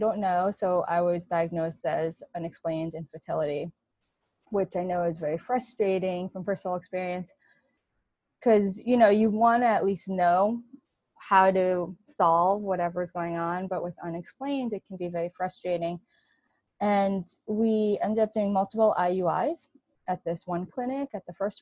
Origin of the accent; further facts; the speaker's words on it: New York, United States; I grew up in New York, born and raised